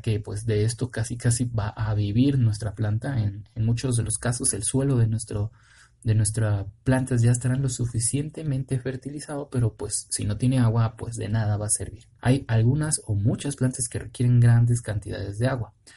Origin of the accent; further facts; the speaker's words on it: Mexico City, Mexico; yo soy de la Ciudad de México